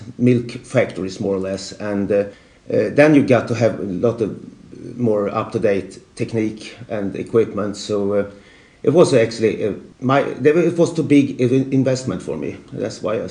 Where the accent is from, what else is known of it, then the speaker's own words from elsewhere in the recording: Sweden; I started as a printer at our local newspaper in my hometown